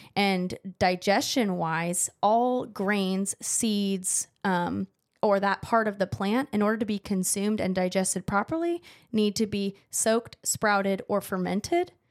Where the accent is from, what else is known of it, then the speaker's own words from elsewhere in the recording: Central Valley, California, United States; moved away; I'm not from San Diego. I'm from the Central Valley, where the agriculture is